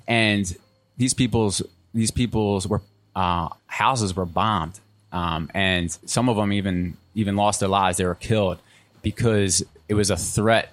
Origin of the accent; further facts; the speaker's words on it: outside of Philadelphia, Pennsylvania, United States; now in North Carolina, United States; I'm originally from Pennsylvania, outside of Philly